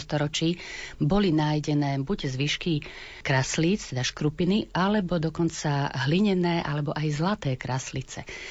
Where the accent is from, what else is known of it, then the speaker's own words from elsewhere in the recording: Pozdišovce, Košice Region, Slovakia; od mojej starej mamy doma v Pozdyšovciach